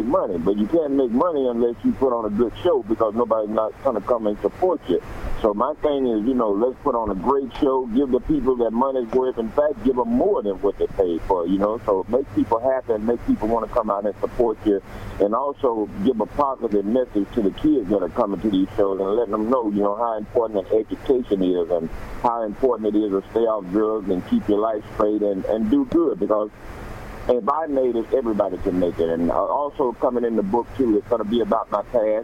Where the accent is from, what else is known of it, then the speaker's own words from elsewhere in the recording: Atlanta, Georgia, United States; I'm from Atlanta, Georgia